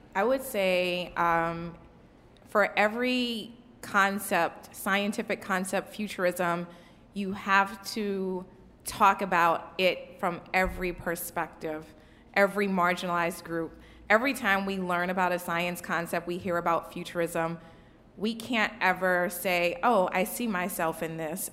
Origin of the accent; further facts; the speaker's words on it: New Orleans, Louisiana, United States; I'm from New Orleans. Um, you know, we had Hurricane Katrina. I literally don't have baby pictures.